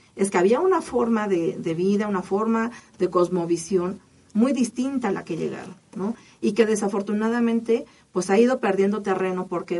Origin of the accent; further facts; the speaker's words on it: Mexico; todos somos mexicanos